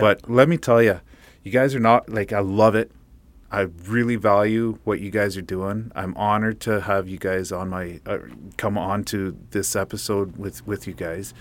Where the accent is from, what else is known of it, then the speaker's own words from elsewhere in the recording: Fort St. John, British Columbia, Canada; we're from Fort Saint John